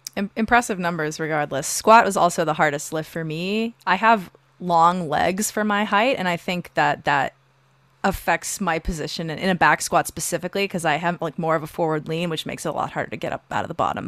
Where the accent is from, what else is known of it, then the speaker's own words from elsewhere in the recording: Omaha, Nebraska, United States; I'm from Omaha.